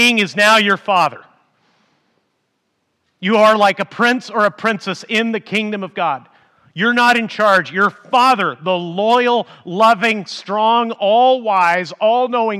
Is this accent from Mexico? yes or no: yes; Mexico; moved away; I grew up in Mexico and because I was a pastor and a missionary in Mexico